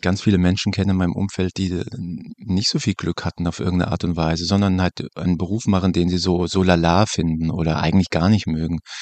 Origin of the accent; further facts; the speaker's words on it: Germany; wir als äh, Deutsche